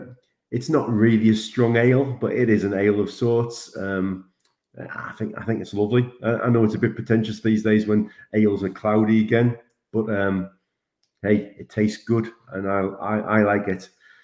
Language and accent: English; Sunderland, North East England, United Kingdom; being a Sunderland boy, when I grew up in Sunderland, there was a big brewery called Vaux.